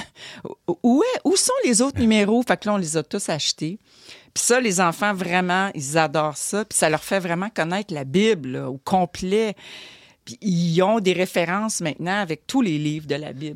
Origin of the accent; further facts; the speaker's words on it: Montreal, Quebec, Canada; Moi, je suis de Montréal